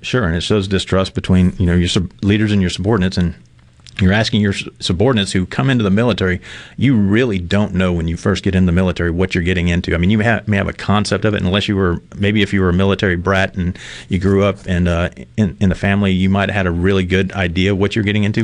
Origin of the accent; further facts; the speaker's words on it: Mississippi, United States; also born or lived in Red Bay, Alabama; I was born here in Miss- Mississippi. I say that I was born in Red Bay, in Alabama, Red Bay, Alabama, but everybody in that part of Mississippi was born at Red Bay because that was the nearest hospital.